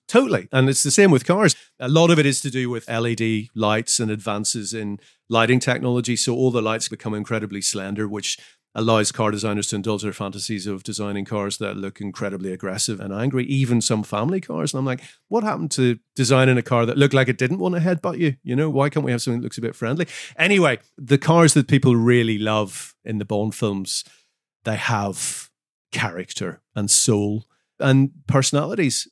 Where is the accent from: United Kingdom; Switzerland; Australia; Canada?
United Kingdom; Northern Ireland; moved away; I'm from Northern Ireland